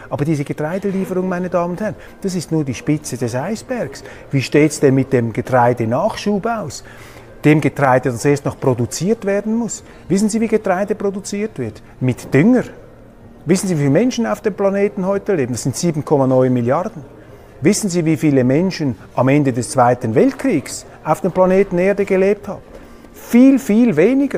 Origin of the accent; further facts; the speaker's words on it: Switzerland; ich bin als Schweizer